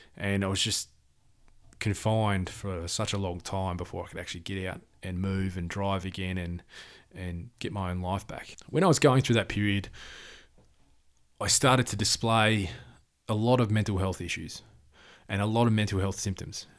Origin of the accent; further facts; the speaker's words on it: Perth, Western Australia, Australia; I was born in Perth, Western Australia.